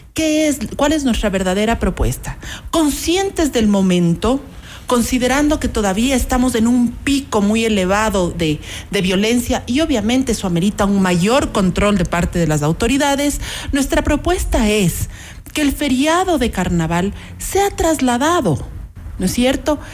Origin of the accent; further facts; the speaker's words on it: Ecuador; jamás nos imaginamos como ecuatorianos